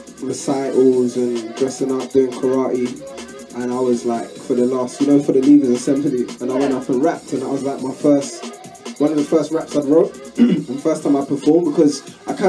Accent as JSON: {"language": "English", "region": "London", "country": "United Kingdom", "tie": "born or raised there", "said": "I grew up in Broccoli, South London"}